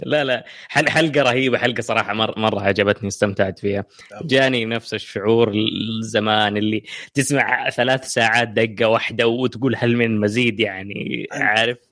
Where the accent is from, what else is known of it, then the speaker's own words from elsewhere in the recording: Saudi Arabia; عندنا في السعودية